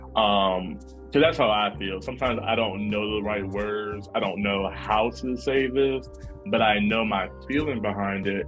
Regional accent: Norfolk, Virginia, United States; moved away as an adult; now in New York, United States; I love being from Norfolk. I love growing up there

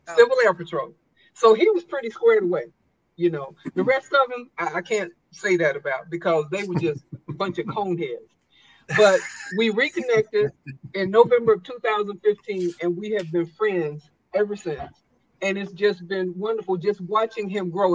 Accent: South Carolina, United States; moved away as an adult; I grew up in South Carolina

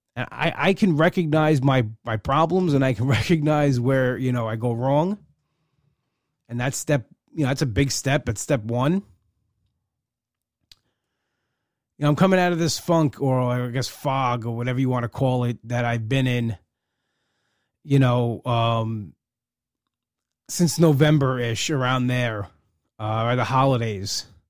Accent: Long Island, New York, United States; I'm from Long Island.

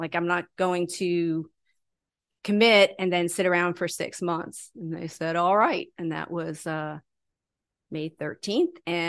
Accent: Catskill, New York, United States; also born or lived in Port Jefferson, New York; I grew up in New York. So I grew up in Catskill, and then early on, probably my first year of high school, I moved to Port Jeff, Long Island.

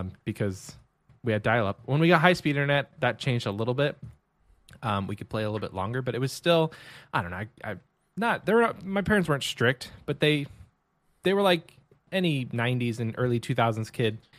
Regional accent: Texas, United States; I'm from Texas

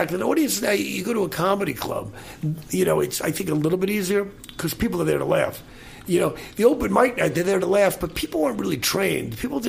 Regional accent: California, United States; a few people clapped because I was from the Bay Area.

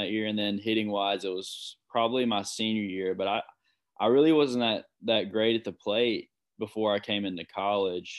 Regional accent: George County, Mississippi, United States; I played with a bunch of kids from my hometown

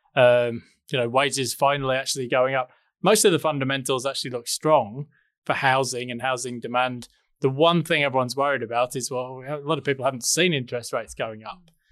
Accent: England, United Kingdom; moved away as an adult; now in Noosa Springs, Australia; I'm originally English, as you can hear

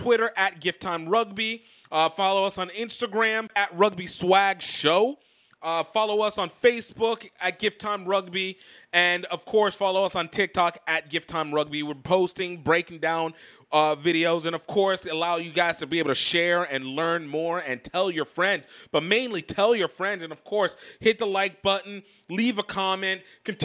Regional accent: Baton Rouge, Louisiana, United States; I'm from Louisiana. I'm a New Orleans fan. I'm from Baton Rouge, but a New Orleans fan

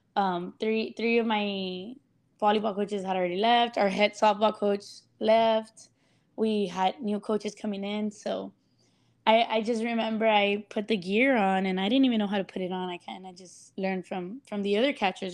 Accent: Laredo, Texas, United States; born or raised there

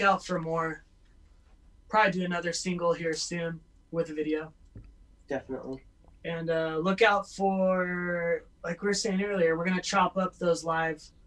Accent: Southern California, United States; now in Portland, United States; I grew up in Southern California

